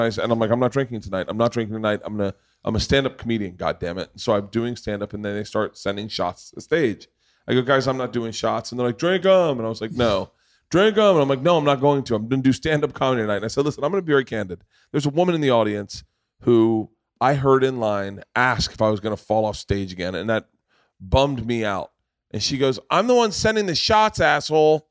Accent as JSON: {"language": "English", "town": "Tampa", "region": "Florida", "country": "United States", "tie": "born or raised there", "said": "I grew up in Tampa."}